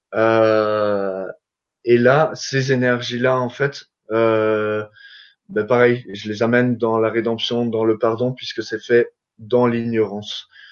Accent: Alsace, Grand Est, France; je suis alsacien

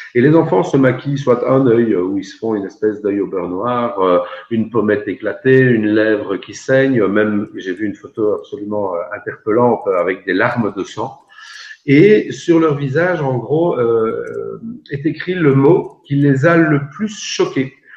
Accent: Belgium; chez nous en Belgique

